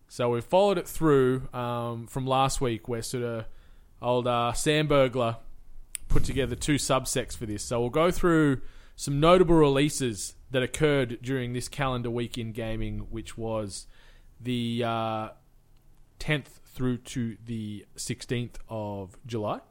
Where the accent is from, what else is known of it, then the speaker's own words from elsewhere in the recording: Cooma, New South Wales, Australia; in my hometown of Kuma, we had the C W F